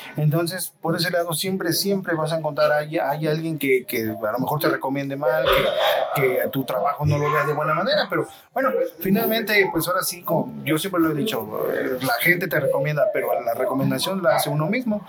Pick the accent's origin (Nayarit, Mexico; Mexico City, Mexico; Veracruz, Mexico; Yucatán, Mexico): Veracruz, Mexico; Xalapa; yo soy de aquí de Jalapa, soy originario de aquí de Jalapa